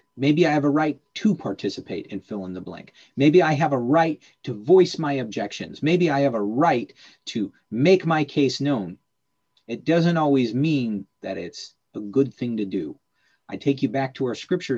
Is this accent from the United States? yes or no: yes; United States; As a North American, as an American in particular